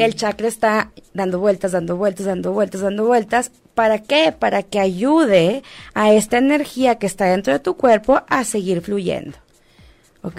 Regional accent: Monterrey, Nuevo León, Mexico; moved away; also born or lived in Mexico City; Vengo de Monterrey, Monterrey es una sociedad bastante conservadora

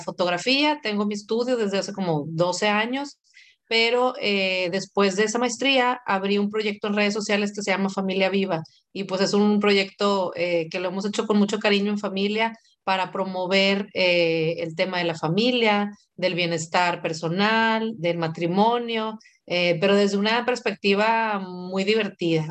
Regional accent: Monterrey, Nuevo León, Mexico; soy de aquí de Monterrey

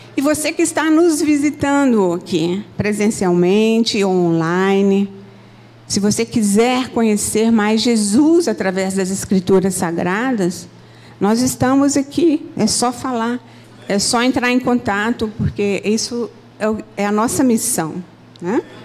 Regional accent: Minas Gerais, Brazil; moved away as an adult; now in Rio de Janeiro, Brazil; eu sou de Minas

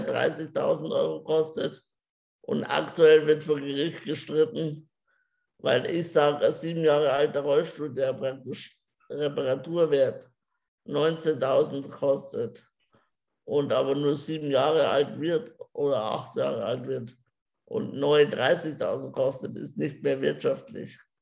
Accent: Germany; also born or lived in Regensburg; ich bin glücklich in Deutschland geboren zu sein

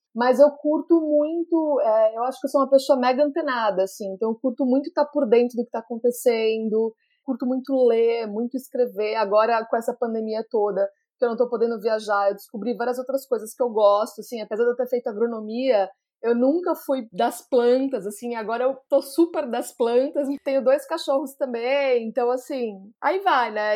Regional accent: Jundiaí, São Paulo, Brazil; also born or lived in United States; eu nasci aqui em Jundiaí, no interior de São Paulo

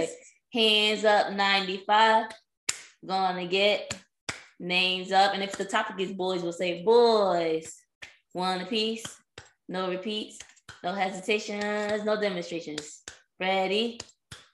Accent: East Coast, United States; I'm from the East Coast

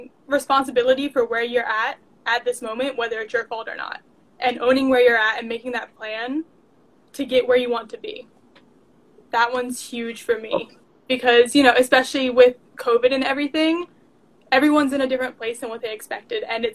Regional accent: Maryland, United States; moved away as an adult; now in North Carolina, United States; I'm originally from Maryland, right out of DC

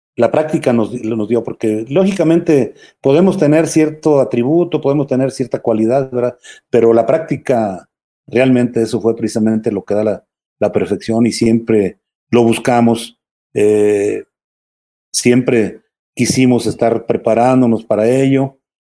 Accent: León, Guanajuato, Mexico; moved away; also born or lived in San Francisco del Rincón, Guanajuato / Mexico City; nací yo acá en, León, pero estoy registrado allá

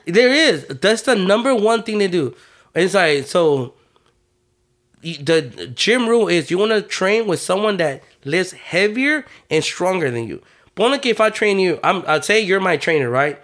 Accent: Houston, Texas, United States; I was born and raised in Third Ward

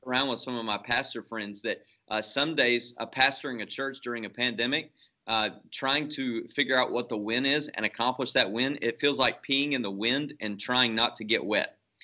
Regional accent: Shreveport, Louisiana, United States; moved away as an adult; now in The Woodlands, United States; I'm originally from Shreveport, Bossier City, Louisiana, so uh, North Louisiana. So I'm a fake Cajun. uh, grew up there

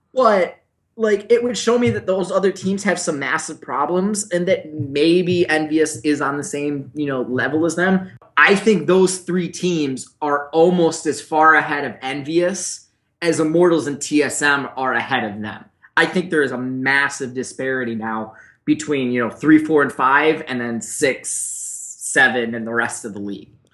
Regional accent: Buffalo, New York, United States; I'm from Buffalo, and that's what we do in Buffalo

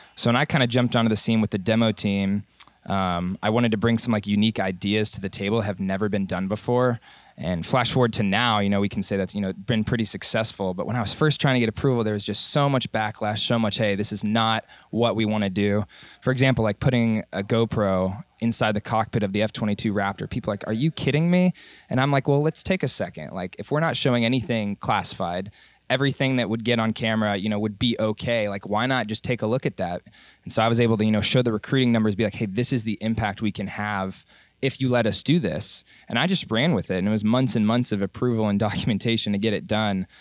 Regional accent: Dallas, Texas, United States; moved away as an adult; I grew up in Dallas, Texas

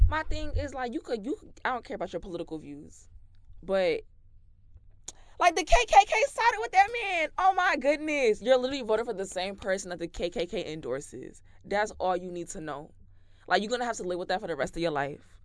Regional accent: New York City, New York, United States; I was born very much in the Bronx

